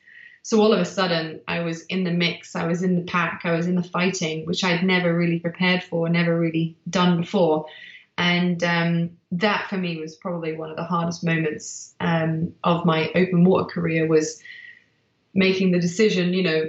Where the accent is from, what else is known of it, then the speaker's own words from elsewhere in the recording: South Africa; because I was born in South Africa, a race I used to do as a kid.